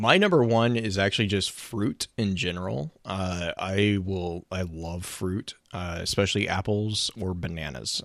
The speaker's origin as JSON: {"language": "English", "region": "the South", "country": "United States", "tie": "born or raised there", "also_born_or_lived": "West Texas", "said": "growing up in the South"}